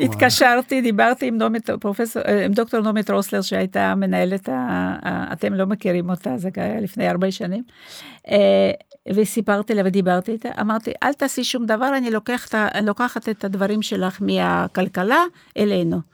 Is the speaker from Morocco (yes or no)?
no; Moscow, Russia; Hebrew is a second language; moved away as an adult; also born or lived in Rehovot, Israel; now in Israel; אני הרי לא נולדתי פה, נולדתי במוסקבה, באתי לפה בגיל 25